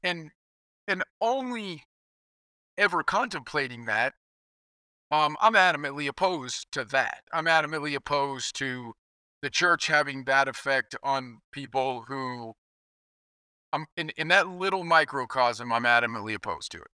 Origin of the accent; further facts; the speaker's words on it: Kansas, United States; I grew up in Kansas